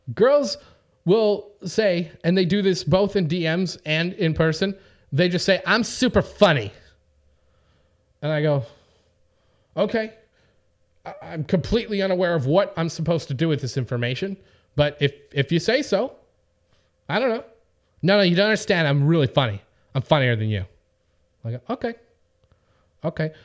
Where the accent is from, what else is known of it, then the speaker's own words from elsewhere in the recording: Winnipeg, Manitoba, Canada; now in Los Angeles, United States; I'm from Winnipeg, you know, we have a 100 degree Celsius temperature range between our hottest and coldest day